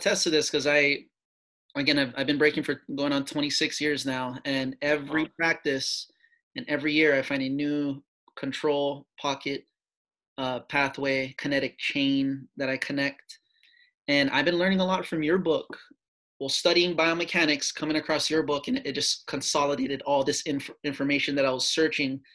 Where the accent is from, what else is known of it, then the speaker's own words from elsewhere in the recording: Hawaii, United States; moved away; I'm from Hawaii